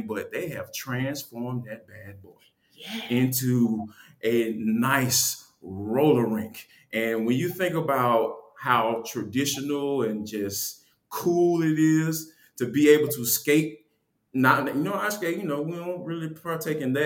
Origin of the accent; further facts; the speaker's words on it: Atlanta, Georgia, United States; growing up in Atlanta, you know, I'm coming from a different world